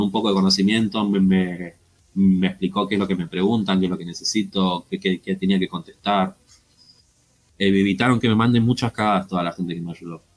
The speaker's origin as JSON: {"language": "Spanish", "country": "Argentina", "said": "acá en mi país"}